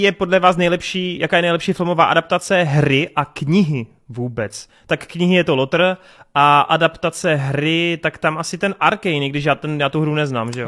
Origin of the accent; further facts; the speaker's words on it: Czechia; jako Čech